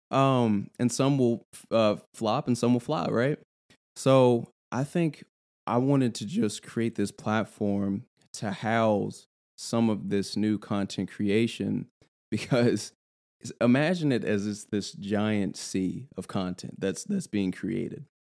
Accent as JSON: {"language": "English", "town": "Louisville", "region": "Kentucky", "country": "United States", "said": "I'm from Louisville"}